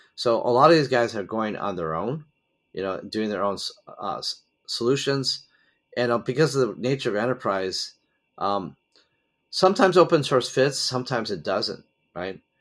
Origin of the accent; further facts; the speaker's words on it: United States; moved away; I'm originally an American citizen